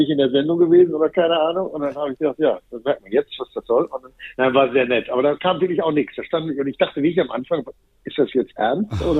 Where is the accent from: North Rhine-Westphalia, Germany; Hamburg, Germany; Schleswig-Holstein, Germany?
North Rhine-Westphalia, Germany; Ich komme aus dem Ruhrgebiet, wir sind nicht sehr sensibel. Wir spielen bei jedem Wetter.